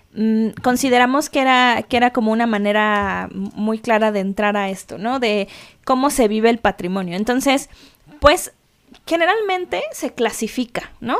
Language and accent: Spanish; Mexico City, Mexico; moved away; also born or lived in London; soy mexicana de la Ciudad de México